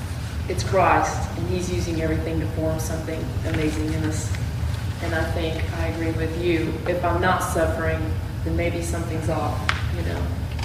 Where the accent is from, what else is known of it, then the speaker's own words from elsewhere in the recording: United States; being a privileged American